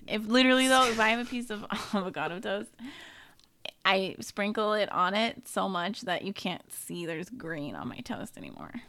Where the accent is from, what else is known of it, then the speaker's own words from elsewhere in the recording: Sonoma County, California, United States; I am from Sonoma County